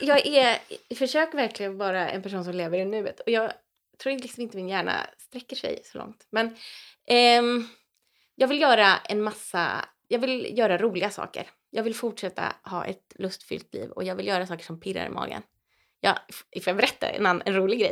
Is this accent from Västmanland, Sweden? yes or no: no; Täby, Stockholm County, Sweden; moved away as an adult; also born or lived in Teddington, London; now in Vimmerby, Sweden; sen är jag uppväxt i Täby utanför Stockholm